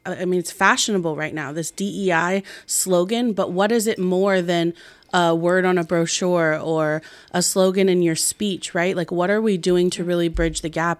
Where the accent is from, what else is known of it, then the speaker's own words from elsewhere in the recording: Marin County, California, United States; growing up biracially here